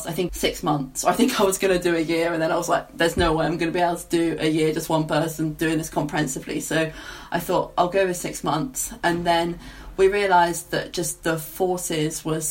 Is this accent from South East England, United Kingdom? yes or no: no; Essex, East of England, United Kingdom; moved away as an adult; now in Bristol, United Kingdom; I'm from Essex originally